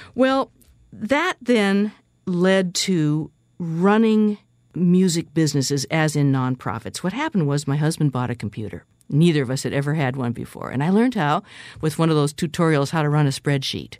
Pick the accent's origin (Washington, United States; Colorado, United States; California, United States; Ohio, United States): Washington, United States; Seattle; I was born and raised in West Seattle, Washington, on the beach, actually